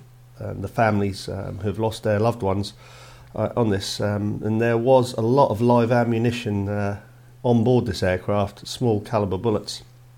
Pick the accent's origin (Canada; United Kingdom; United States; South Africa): United Kingdom; Scotland